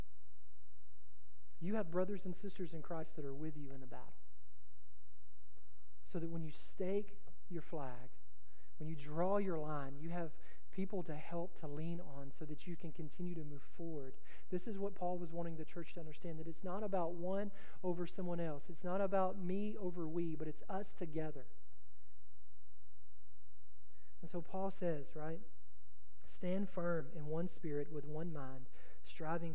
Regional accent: Texas, United States; I'm from Texas.

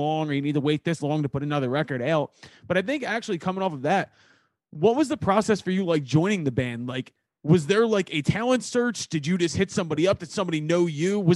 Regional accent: Philadelphia, Pennsylvania, United States; I'm from Northeast Philly. I'm from a very like heavy Irish Catholic community

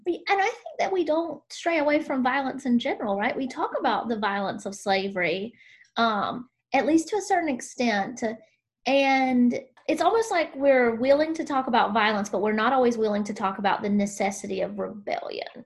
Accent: South Carolina, United States; growing up in South Carolina

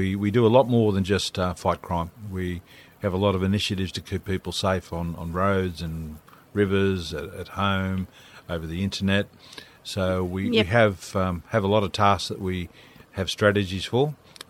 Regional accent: Blue Mountains, New South Wales, Australia; I'm from the Blue Mountains.

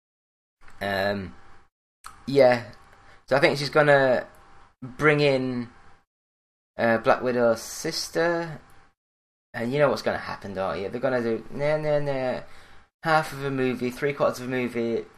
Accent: Yorkshire and the Humber, United Kingdom; I am British. I am from Yorkshire

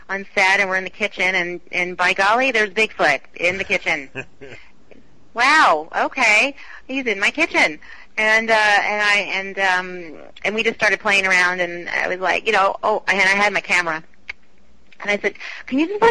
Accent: Missouri, United States; I grew up in Missouri

